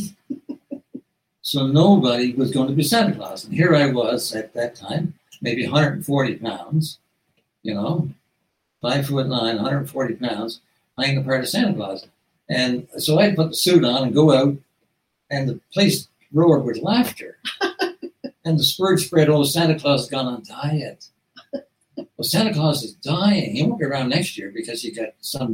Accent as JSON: {"language": "English", "area": "South Coast", "region": "Newfoundland and Labrador", "country": "Canada", "tie": "born or raised there", "said": "in Newfoundland, like when I grew up in the South Coast"}